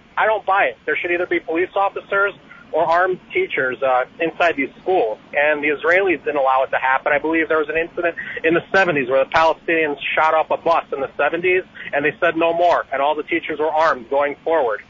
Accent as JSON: {"language": "English", "region": "Midwest", "country": "United States", "tie": "born or raised there", "lives_now": "Chicago, United States", "said": "I grew up in the Midwest."}